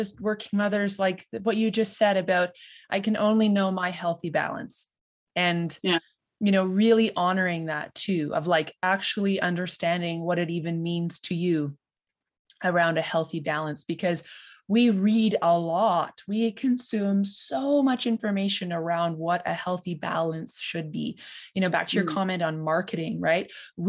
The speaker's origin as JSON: {"language": "English", "region": "Ontario", "country": "Canada", "said": "I'm a believer, because I'm an implant from Ontario."}